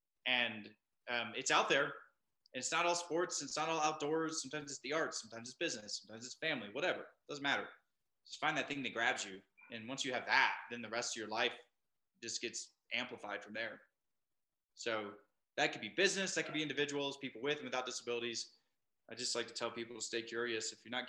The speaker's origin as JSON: {"language": "English", "town": "Minneapolis", "region": "Minnesota", "country": "United States", "tie": "born or raised there", "said": "my story starts by growing up in Minneapolis. I moved around a lot before then, but I ended up landing in Minneapolis with my family when I was about 10 years old. And from there, that's where I grew up."}